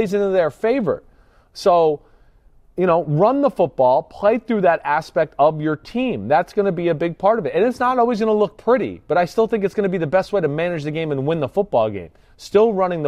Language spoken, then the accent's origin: English; New Jersey, United States; I'm from New Jersey